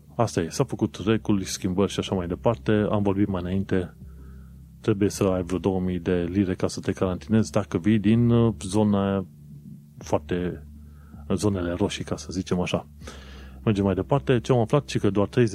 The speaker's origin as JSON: {"language": "Romanian", "country": "Romania", "moved": "as an adult", "lives_now": "London, United Kingdom", "said": "pentru mine, ca român, venind în, în UK"}